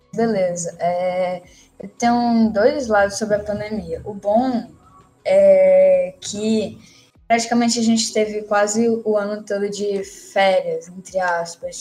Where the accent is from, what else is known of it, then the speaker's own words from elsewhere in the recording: Teresina, Piauí, Brazil; sou aqui da cidade de Teresina